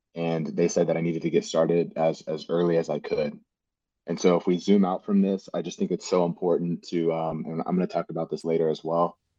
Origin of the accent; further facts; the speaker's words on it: Houston, Texas, United States; also born or lived in Cypress, Texas / College Station, Texas; born and raised in Houston, Texas.